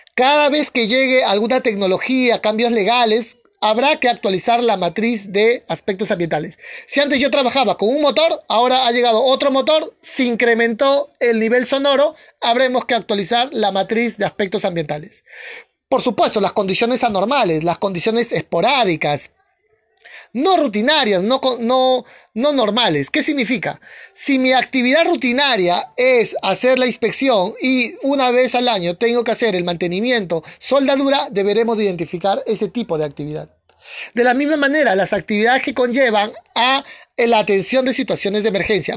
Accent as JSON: {"language": "Spanish", "country": "Peru", "said": "en mi país, en Perú, se hace una vez al año"}